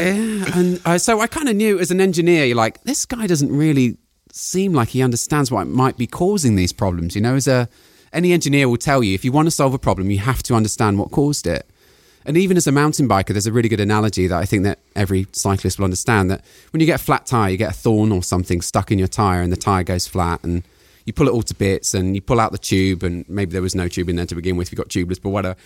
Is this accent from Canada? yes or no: no; United Kingdom; moved away as an adult; also born or lived in Palo Alto; I'm British